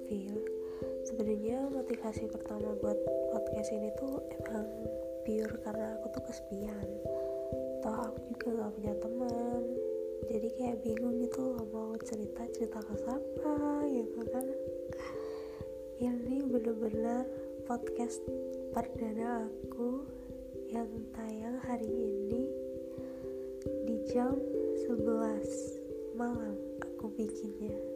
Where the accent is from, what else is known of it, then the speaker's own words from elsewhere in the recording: Central Java, Indonesia; accent: medok; buat kalian yang dengar dengarnya apa kayak medok banget ya aku emang dari Jawa lebih tepatnya dari Jawa Tengah salam kenal ya